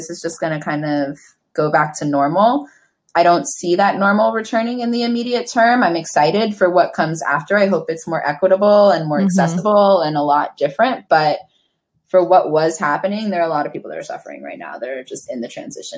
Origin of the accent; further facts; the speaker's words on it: New York, United States; I grew up in East Harlem in the 90s